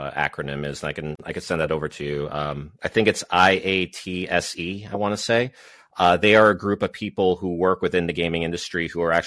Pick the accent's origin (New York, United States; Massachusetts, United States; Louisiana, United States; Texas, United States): Massachusetts, United States; I am from Massachusetts